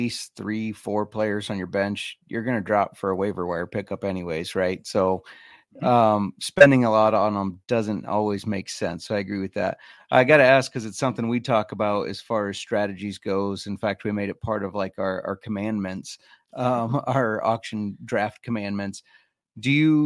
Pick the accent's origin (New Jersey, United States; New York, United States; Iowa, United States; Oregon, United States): Iowa, United States; we're from Iowa